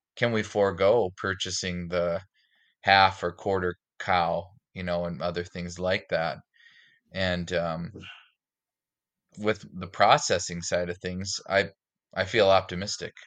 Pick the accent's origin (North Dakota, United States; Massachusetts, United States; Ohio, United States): North Dakota, United States; Fargo; now in Minneapolis, United States; I grew up in Fargo, North Dakota, and, uh, now I live in, in the Minneapolis, the greater Minneapolis area